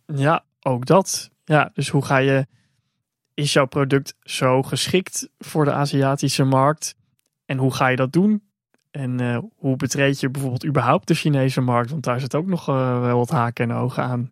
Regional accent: Netherlands; also born or lived in China; als Nederlander

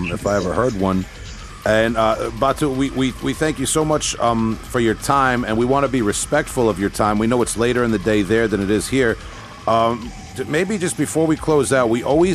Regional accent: Long Island, New York, United States; I'm from Long Island, New York.

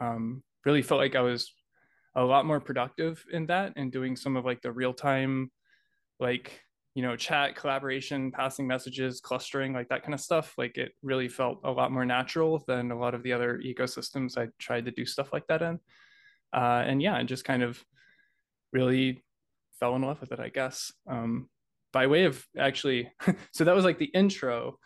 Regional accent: Oklahoma City, Oklahoma, United States; from Oklahoma City.

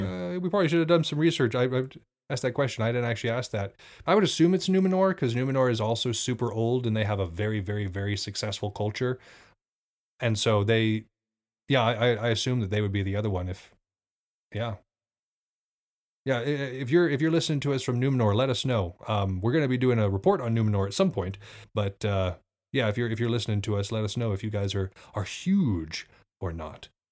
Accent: Montana, United States; I come from the Northwest, y'all. I come from Montana specifically. At night, it gets real quiet here

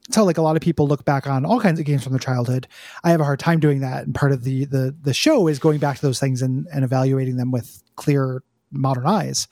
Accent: United States; I was born in America

